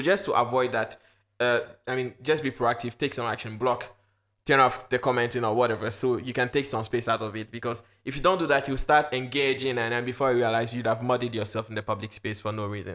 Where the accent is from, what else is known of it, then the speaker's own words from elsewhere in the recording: Ghana; also born or lived in Luxembourg; now in France; I'm a Ghanaian